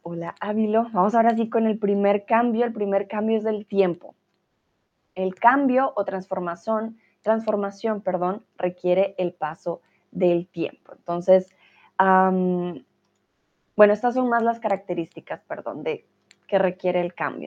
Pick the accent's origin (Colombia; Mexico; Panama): Colombia; soy de Colombia, tutora de español aquí en Chatterbox